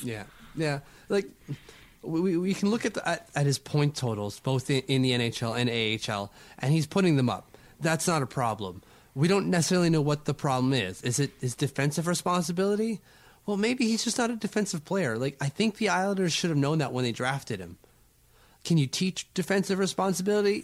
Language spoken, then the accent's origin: English; Canada; I'm Canadian